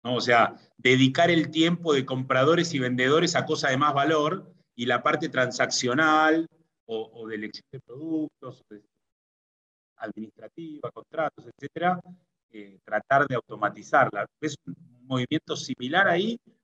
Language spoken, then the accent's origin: Spanish; Argentina; soy argentino por mi forma de hablar